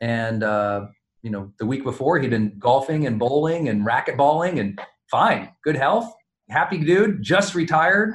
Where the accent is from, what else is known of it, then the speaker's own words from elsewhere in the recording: Montana, United States; growing up in Montana